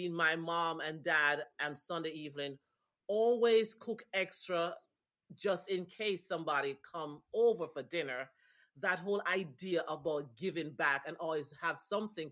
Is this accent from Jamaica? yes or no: yes; Jamaica; also born or lived in New York; now in Philadelphia, United States; growing up in Jamaica